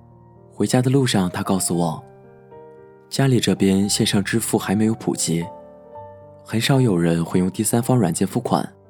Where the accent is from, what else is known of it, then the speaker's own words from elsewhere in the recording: Northeast China, China; 我的老家在一个东北偏远的小城市。从上大学开始在外地上学，由于回家不太方便，一年最多也就回家两次。